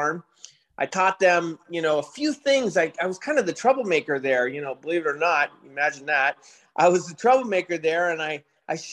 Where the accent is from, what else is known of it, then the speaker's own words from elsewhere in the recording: San Francisco, California, United States; I grew up in San Francisco in high school